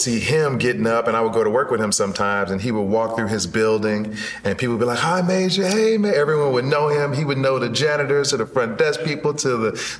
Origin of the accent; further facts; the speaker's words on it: Oak Park, Illinois, United States; also born or lived in Chicago, Illinois; I grew up in Oak Park.